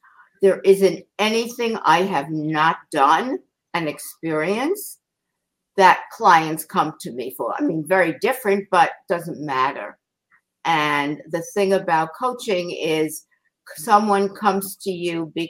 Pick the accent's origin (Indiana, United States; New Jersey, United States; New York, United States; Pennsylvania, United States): New York, United States; New York City; growing up in Queens and leaving and going to New York City